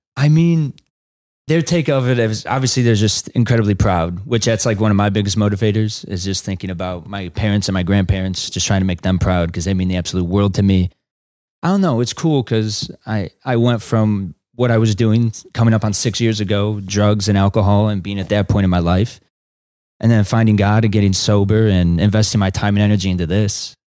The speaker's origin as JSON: {"language": "English", "town": "Chicago", "region": "Illinois", "country": "United States", "tie": "born or raised there", "said": "it's my hometown"}